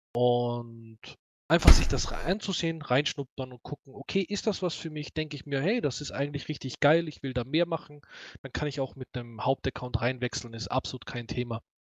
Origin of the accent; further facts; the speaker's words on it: Austria; accent: Austrian dialect; mein österreichischer Dialekt ist nicht so herb